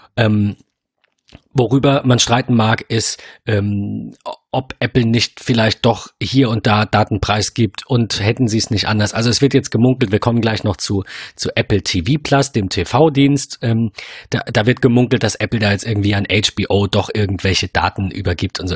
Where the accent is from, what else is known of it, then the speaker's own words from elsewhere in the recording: Germany; als Deutscher, wir sind ein sehr, wir sind ein Bargeldland